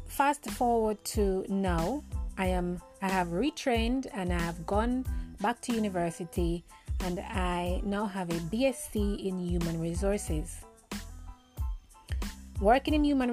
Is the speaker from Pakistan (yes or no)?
no; Jamaica; moved away as an adult; now in United Kingdom; I am a Jamaican at heart, as you can hear my accent. I live in the UK now for 10 years, and I am torn between my country, Jamaica, and living in the UK.